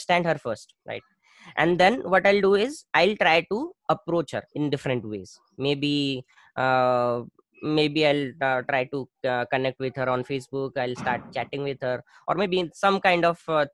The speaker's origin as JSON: {"language": "English", "town": "Bhubaneswar", "region": "Odisha", "country": "India", "tie": "born or raised there", "said": "I started a proper digital agency in my hometown in Bhubaneswar."}